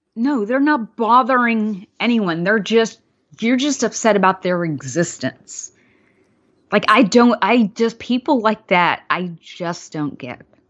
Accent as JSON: {"language": "English", "town": "Mobile", "region": "Alabama", "country": "United States", "tie": "born or raised there", "said": "I wasn't born there, but I grew up largely there in Alabama"}